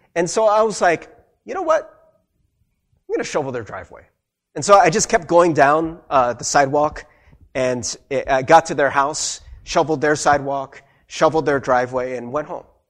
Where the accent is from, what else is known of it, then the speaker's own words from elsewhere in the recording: United States; I'm Korean American. I grew up in America.